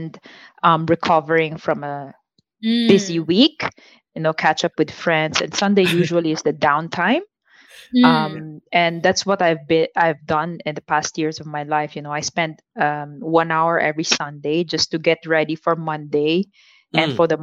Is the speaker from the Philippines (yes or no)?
yes; Philippines; moved away as an adult; now in Singapore; I am proudly born and raised in the Philippines, but Singapore has been my second home for more than 12 years now